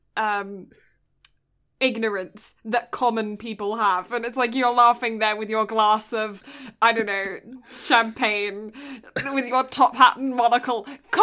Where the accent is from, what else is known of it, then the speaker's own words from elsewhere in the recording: the South, United States; I'm from the South, and in the South, in our houses, we have window seals.